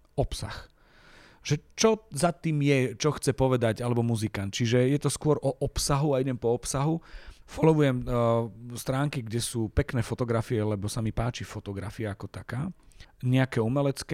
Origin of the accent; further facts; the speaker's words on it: Michalovce, Košice Region, Slovakia; moved away as an adult; now in Bratislava, Slovakia; Ja som hrdý na to, že som z Michaloviec